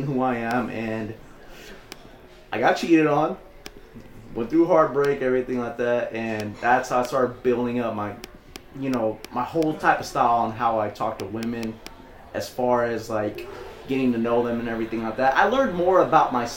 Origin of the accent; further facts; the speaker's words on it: Oakland, California, United States; also born or lived in Livermore; I was born in Oakland. I was raised there for 13 years. Then I moved to Livermore